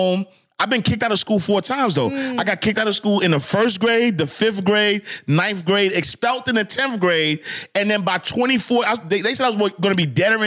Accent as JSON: {"language": "English", "town": "New York City", "region": "New York", "country": "United States", "tie": "born or raised there", "said": "I'm a project kid, man. I'm from Harlem, New York"}